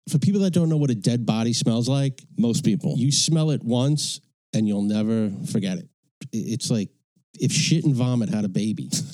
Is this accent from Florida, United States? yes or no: no; New York City, New York, United States; I grew up in Astoria, Astoria, Queens